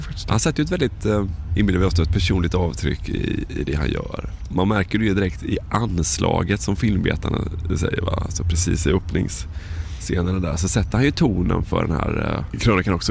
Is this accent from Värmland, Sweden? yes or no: no; Varberg, Halland County, Sweden; Jag är från Varberg då.